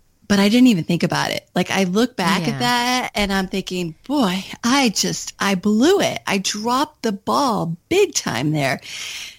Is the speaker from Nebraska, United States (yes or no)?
no; Kentucky, United States; moved away as an adult; also born or lived in Washington, D.C.; I had just moved back from Washington, D.C. to my home state of Kentucky